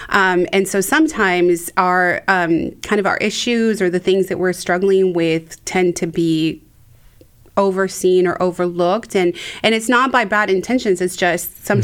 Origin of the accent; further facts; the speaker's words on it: Mexico; now in United States; So um, I grew up in Mexico, always being just a little too American or mm. too white um, to be fully Mexican. And then I come to the United States